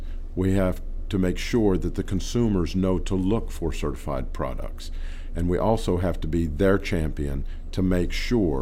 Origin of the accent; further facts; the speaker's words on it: Texas, United States; I'm from Texas. I live down on the border.